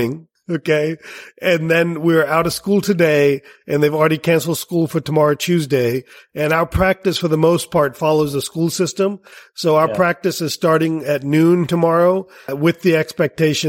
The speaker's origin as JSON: {"language": "English", "country": "India", "said": "I'm from India"}